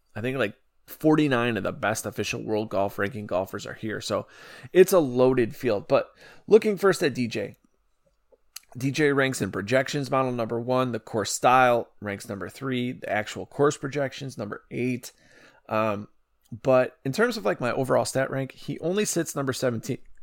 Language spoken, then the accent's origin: English; Chicago, Illinois, United States; Illinois, Chicago, my hometown